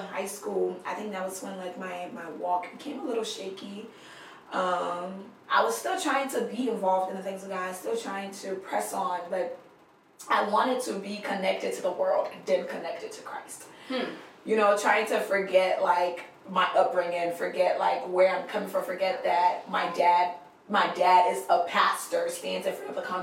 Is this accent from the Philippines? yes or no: no; Liberia; moved away; I grew up in Liberia